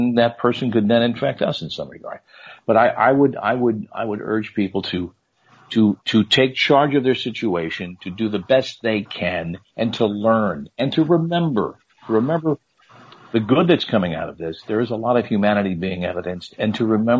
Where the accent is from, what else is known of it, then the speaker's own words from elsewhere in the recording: New Jersey, United States; growing up in North Jersey